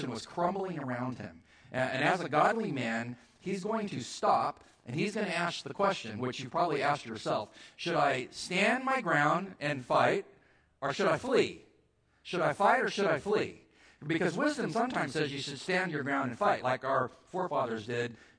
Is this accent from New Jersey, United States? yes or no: no; California, United States; I was from California.